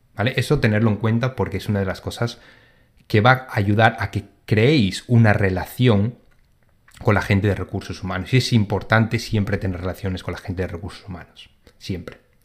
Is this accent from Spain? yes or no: yes; Spain; moved away as an adult; now in London, United Kingdom; yo como soy de España